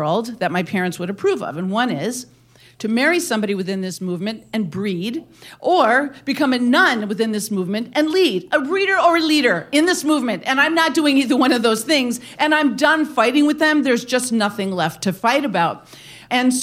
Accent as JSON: {"language": "English", "region": "Wisconsin", "country": "United States", "tie": "born or raised there", "said": "my hometown in this little town in Wisconsin"}